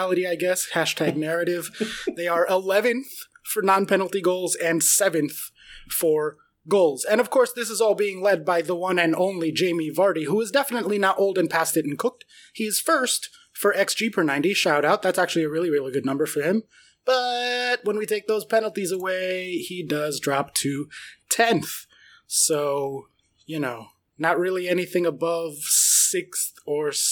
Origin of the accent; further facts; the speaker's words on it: United States; We are one American and two Brits.